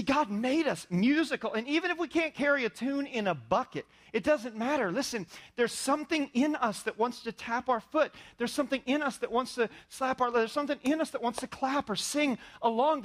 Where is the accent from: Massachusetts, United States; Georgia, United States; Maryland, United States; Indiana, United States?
Indiana, United States; I was raised in Indiana